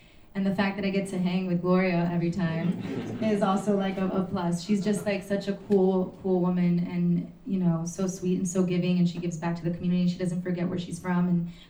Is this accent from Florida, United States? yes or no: yes; Miami, Florida, United States; I'm from Miami, and my parents, you know, escaped the revolution as well from Cuba